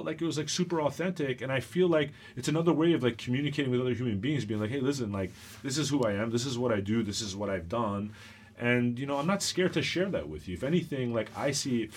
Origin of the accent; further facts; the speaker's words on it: Long Island, New York, United States; I grew up in Long Island